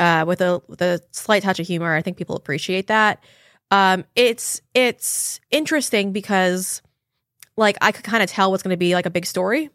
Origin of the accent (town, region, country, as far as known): Huntington, New York, United States; born or raised there